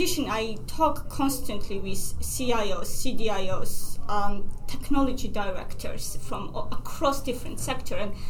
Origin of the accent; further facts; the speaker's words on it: Georgia; moved away; I'm from Georgia, and for us, the family and extended family is a big part of our life